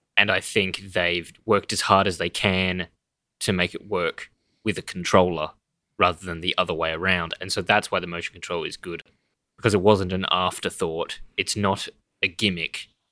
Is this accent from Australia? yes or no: yes; Australia; we're Australian